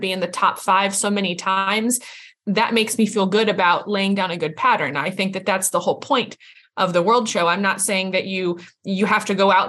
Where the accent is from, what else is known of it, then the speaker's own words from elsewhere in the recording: New York, United States; now in Georgia, United States; I'm from New York originally. That's all New York has is hunters and jumpers. But we don't have them anymore around where we are. Like I'm down in Georgia and there's not many hunters down here.